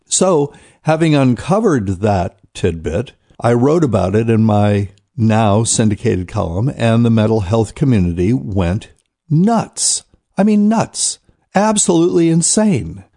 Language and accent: English; New Bern, North Carolina, United States; my hometown of New Bern, North Carolina